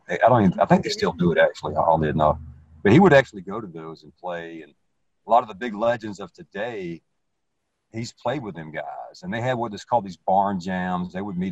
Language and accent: English; the South, United States; accent: southern; you may not be able to tell from my where I'm from and my southern accent or whatever